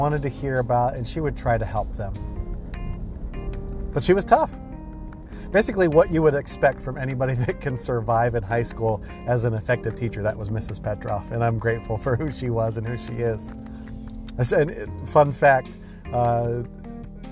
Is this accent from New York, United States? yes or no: no; Ohio, United States; I was an extremely shy kid and early teenager growing up in Ohio.